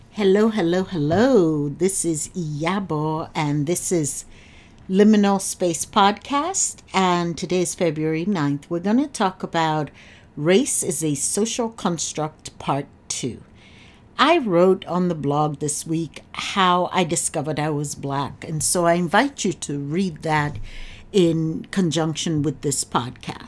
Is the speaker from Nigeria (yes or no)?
yes; Nigeria; now in United States; I'm from Nigeria